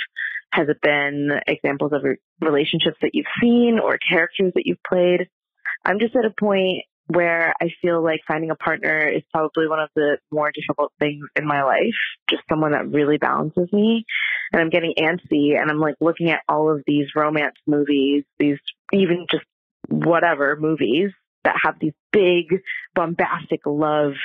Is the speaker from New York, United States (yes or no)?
yes; New York, United States; I'm from New York